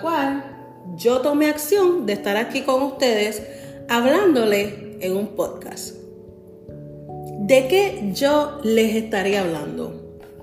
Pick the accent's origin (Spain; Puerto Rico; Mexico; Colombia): Puerto Rico; San Juan; now in New Jersey, United States; soy de San Juan, Puerto Rico